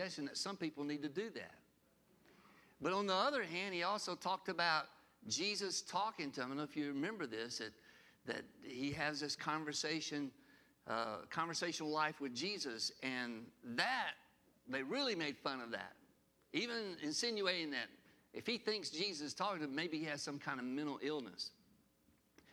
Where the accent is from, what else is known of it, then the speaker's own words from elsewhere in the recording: Sylacauga, Alabama, United States; the last three of us were born in good old Sylacauga, Alabama